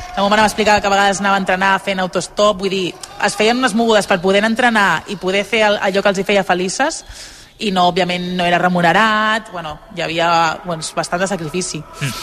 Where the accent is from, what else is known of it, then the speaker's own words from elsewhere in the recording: Barcelona, Catalonia, Spain; moved away; jo molt orgullosa del meu barri i dels meus inicis allà